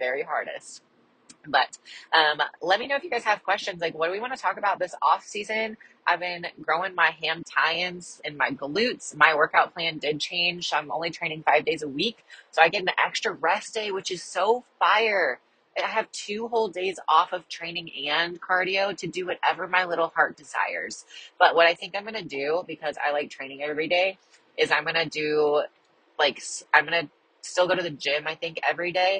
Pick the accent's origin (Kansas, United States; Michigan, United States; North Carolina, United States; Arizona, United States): Kansas, United States; I'm from Kansas and that's kind of like local to me